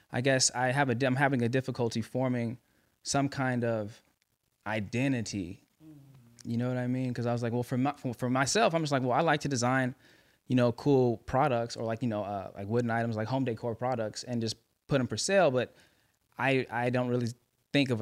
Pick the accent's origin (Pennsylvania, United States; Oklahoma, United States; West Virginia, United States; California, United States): California, United States; Los Angeles; L.A., man, born and raised